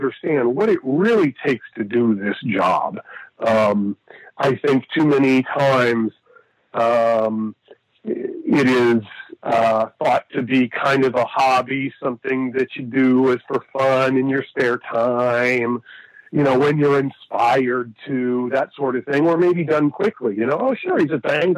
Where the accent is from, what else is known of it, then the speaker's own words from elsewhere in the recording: Erie, Pennsylvania, United States; my hometown of Erie, Pennsylvania